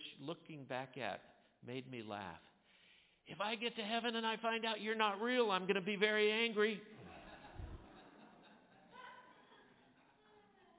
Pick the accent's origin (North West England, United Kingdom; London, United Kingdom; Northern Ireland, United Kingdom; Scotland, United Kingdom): Scotland, United Kingdom; I'm Scottish